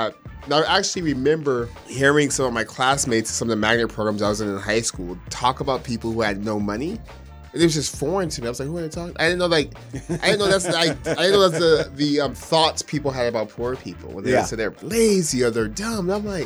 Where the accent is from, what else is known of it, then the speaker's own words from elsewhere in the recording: Stockton, California, United States; moved away as an adult; now in Los Angeles, United States; born and raised in Stockton, South Stockton to be exact.